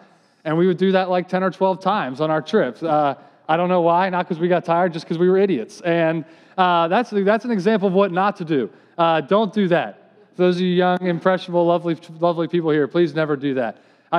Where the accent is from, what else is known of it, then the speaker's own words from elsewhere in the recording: outside of Philadelphia, Pennsylvania, United States; I grew up outside of Philadelphia